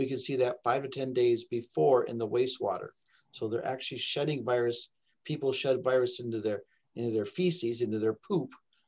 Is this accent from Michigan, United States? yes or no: yes; Michigan, United States; also born or lived in Texas; Well, I came, I'm actually from Michigan here, but I bounced back and forth between Texas and Michigan a few times.